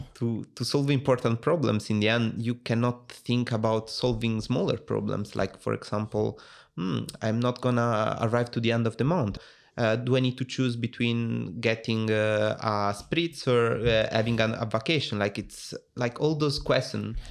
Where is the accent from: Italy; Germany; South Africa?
Italy; accent: Italian; English is a second language; moved away as an adult; also born or lived in Rome; now in Netherlands; I'm from Italy, as you can guess from my accent.